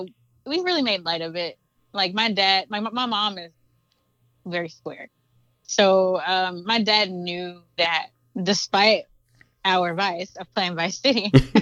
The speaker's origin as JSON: {"language": "English", "town": "Fort Worth", "region": "Texas", "country": "United States", "tie": "born or raised there", "also_born_or_lived": "Weatherford, Texas", "said": "I'm from I'm originally from Fort Worth. I grew up in Weatherford from the age of 12 up until graduating high school. So I'm from the DFW Metroplex, basically."}